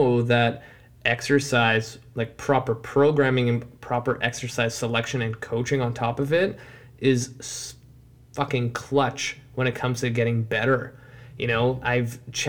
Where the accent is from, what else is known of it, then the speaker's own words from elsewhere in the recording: Vancouver, British Columbia, Canada; I'm from Canada and I'll even say Vancouver